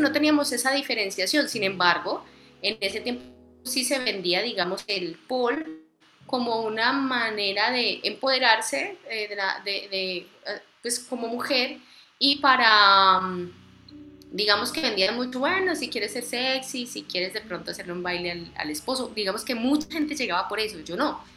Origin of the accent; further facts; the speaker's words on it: Medellín, Antioquia, Colombia; now in Villavicencio, Colombia; Medellín, Antioquia.